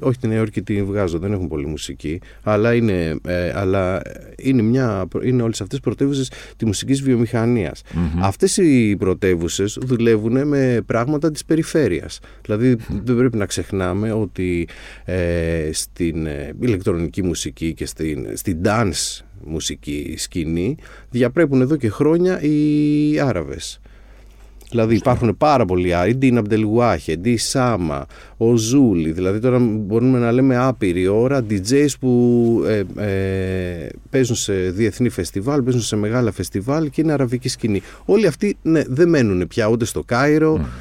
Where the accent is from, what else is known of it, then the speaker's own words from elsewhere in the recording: Agioi Anargyroi, Attica, Greece; είμαι από τους Αγίους Αναργύρους και αγαπάω την, την περιοχή μου την Ανάκασα